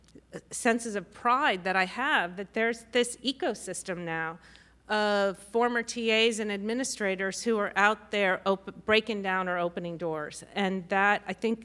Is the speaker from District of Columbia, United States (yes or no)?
yes; Washington, District of Columbia, United States; moved away; I grew up in Washington, D.C.